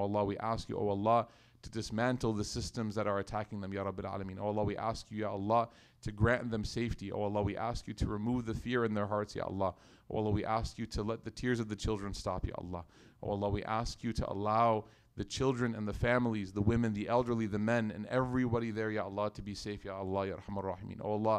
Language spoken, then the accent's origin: English; Karachi, Sindh, Pakistan; moved away as an adult; also born or lived in Lahore; now in United States; Because as a child growing up in Karachi and going to college in, you know, Lahore and then doing this and then moving to America